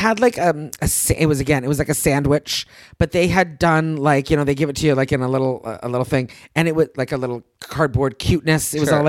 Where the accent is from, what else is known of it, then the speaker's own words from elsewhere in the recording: United States; Because we're American